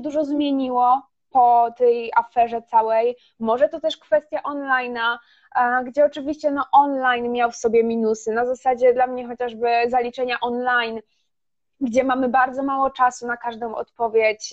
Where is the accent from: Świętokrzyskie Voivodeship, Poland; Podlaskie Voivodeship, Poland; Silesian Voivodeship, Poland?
Silesian Voivodeship, Poland; ja jestem ze Śląska i e, do Katowic mam 40 minut autem